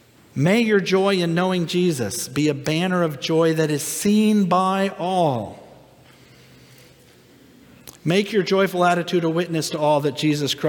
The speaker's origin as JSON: {"language": "English", "region": "Minnesota", "country": "United States", "lives_now": "Florida, United States", "said": "I came from Minnesota before we came to Florida."}